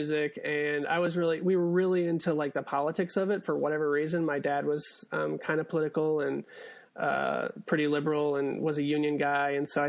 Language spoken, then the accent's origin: English; Monroe, Michigan, United States; Do the Right Thing did not play in my hometown of Monroe, Michigan.